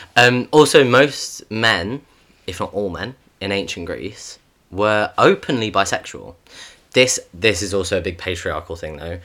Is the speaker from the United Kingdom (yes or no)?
yes; United Kingdom; we are both British